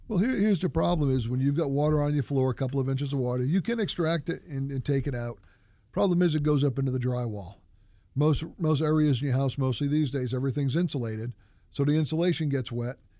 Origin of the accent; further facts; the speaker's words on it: New England, United States; moved away; I grew up in New England when some of the houses are two hundred, two hundred and twenty years old